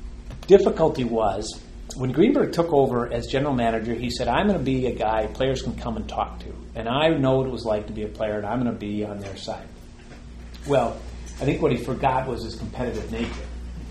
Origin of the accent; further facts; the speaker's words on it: Minneapolis, Minnesota, United States; I grew up in Minneapolis, going to Twins games with my dad